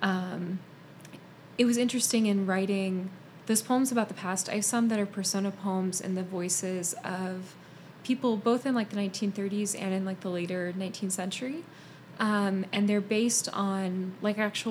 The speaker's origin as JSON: {"language": "English", "region": "Arizona", "country": "United States", "tie": "born or raised there", "also_born_or_lived": "Pennsylvania", "moved": "as an adult", "said": "I grew up in Arizona, moved to Pennsylvania."}